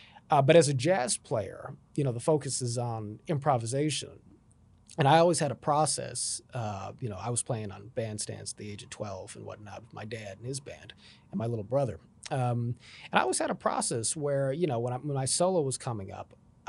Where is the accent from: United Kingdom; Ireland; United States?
United States; Los Angeles, California; That's correct, yeah, I grew up in Los Angeles.